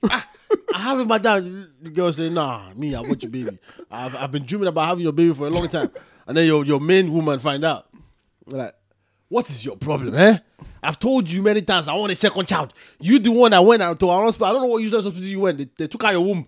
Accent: Nigeria; I'm from Nigeria

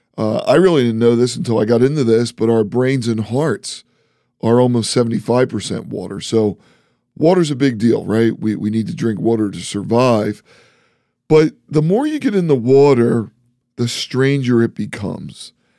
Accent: East Coast, United States; accent: East Coast; I'm from the East Coast, so we say water funny.

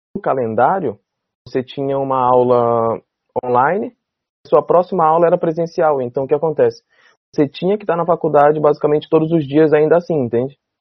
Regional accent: Brazil; como brasileiro

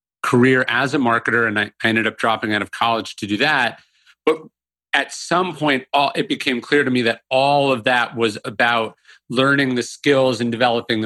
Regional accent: Sacramento, California, United States; moved away as an adult; also born or lived in New Orleans; now in Austin, United States; I grew up in Northern California and I loved books, but you know, obviously living in the suburbs

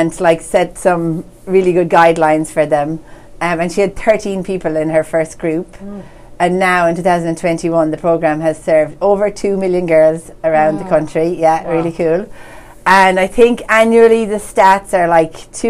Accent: Ireland; now in Medford, United States

